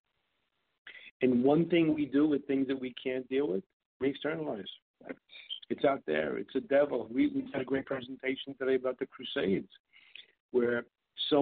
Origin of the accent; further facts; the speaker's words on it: New York, United States; I grew up in New York and Brooklyn